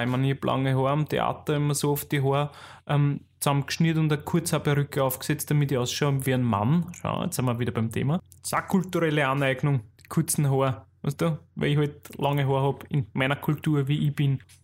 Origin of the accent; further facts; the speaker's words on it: Austria; accent: Austrian dialect; in unserem österreichischen Dialekt